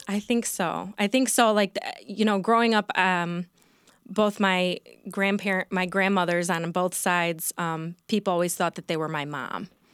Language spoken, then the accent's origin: English; Sterling Heights, Michigan, United States; also born or lived in Royal Oak, Michigan / East Lansing, Michigan; I grew up in Sterling Heights. I was born in Royal Oak. I grew up in Sterling Heights.